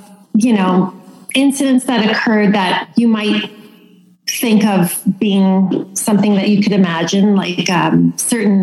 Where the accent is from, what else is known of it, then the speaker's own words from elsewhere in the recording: Toronto, Ontario, Canada; moved away as an adult; now in Stratford, Canada; I grew up in Toronto